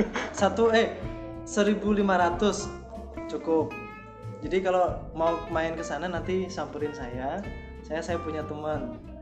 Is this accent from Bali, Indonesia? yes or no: no; Jepara, Central Java, Indonesia; Asalnya dari Jepara